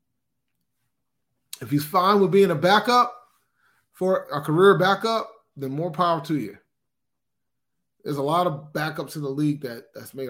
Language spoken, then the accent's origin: English; Columbia, South Carolina, United States; moved away; I'm originally from Columbia, South Carolina.